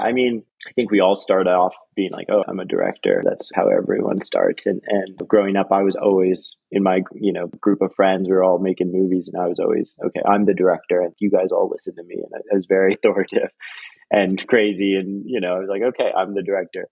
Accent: Toronto, Ontario, Canada; now in Los Angeles, United States; So I grew up in, in Toronto, Canada, and which was a really beautiful and wonderful and diverse place to grow up.

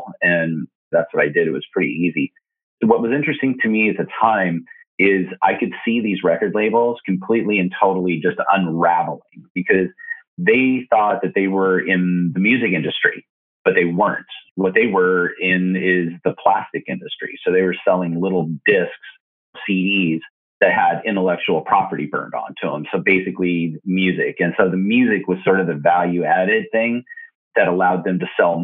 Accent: Colorado, United States; moved away as an adult; also born or lived in Arizona / Los Angeles; now in Portland, United States; I moved from Colorado to Arizona

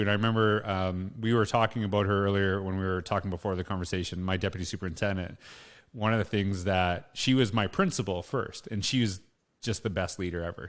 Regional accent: Saskatchewan, Canada; also born or lived in Alberta; now in Edmonton, Canada; I grew up in Canada. I grew up in small town Saskatchewan, lived in Alberta

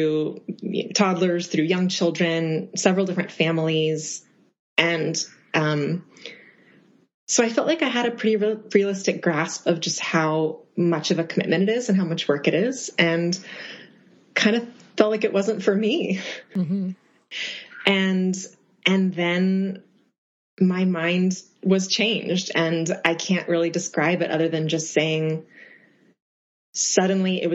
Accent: Austin, Texas, United States; moved away as an adult; now in New York, United States; I am originally from Austin, Texas, and have lived in New York for about 4.5 years

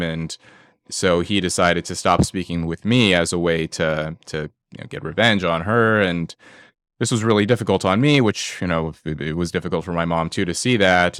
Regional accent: Los Angeles, California, United States; I was born in Los Angeles, uh, in poverty.

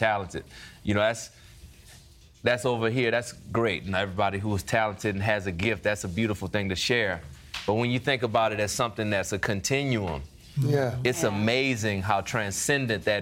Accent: New Orleans, Louisiana, United States; growing up in New Orleans

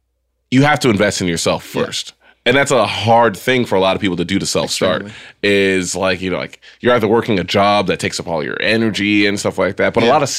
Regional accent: New York, United States; now in Texas, United States; I'm from New York

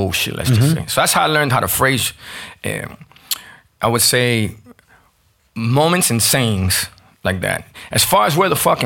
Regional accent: Miami, Florida, United States; growing up in Miami in the 80s

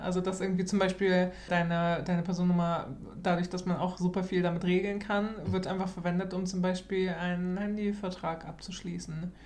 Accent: Germany; now in Sweden; wir als Deutsche

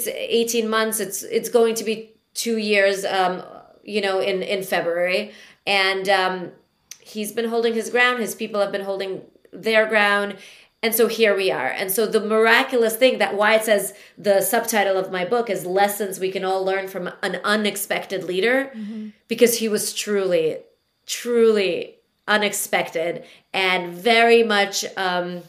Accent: Latvia; moved away; also born or lived in New York, United States; I was born in Latvia, was part of the Soviet Union.

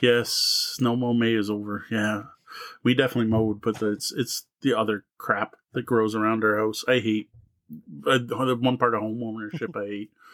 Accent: Canada; as a Canadian

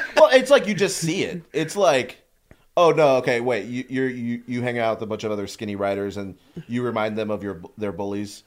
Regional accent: Texas, United States; moved away; I grew up in Texas and I played football

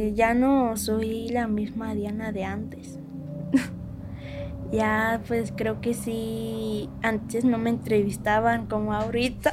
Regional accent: San Juan de la Laguna, Jalisco, Mexico

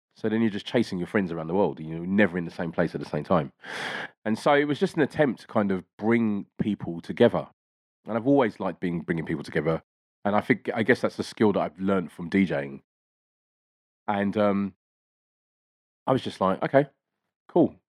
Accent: London, United Kingdom; I grew up in East Dulwich in, in school in South London.

